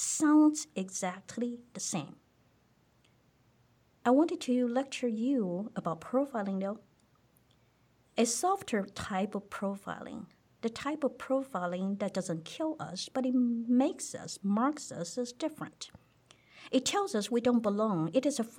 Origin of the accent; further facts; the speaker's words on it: Taiwan; English is a second language; moved away as an adult; now in United States; I was from Taiwan